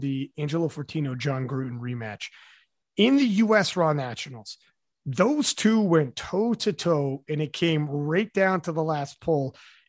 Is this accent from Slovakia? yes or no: no; Canada; because I'm Canadian. That's a Canadian remark right there.